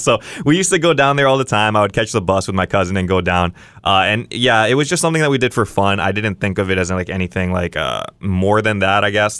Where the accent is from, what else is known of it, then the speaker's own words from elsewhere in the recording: Kauai, Hawaii, United States; I grew up on Kauai